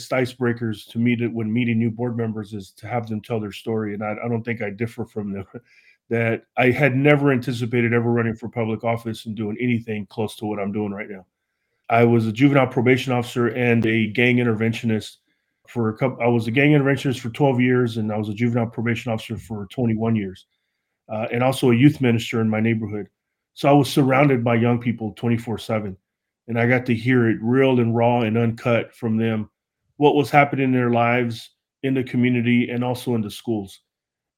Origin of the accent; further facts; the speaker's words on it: Fort Worth, Texas, United States; I'm from Fort Worth, Texas, and I'm also in my third term here serving in Fort Worth Independent School District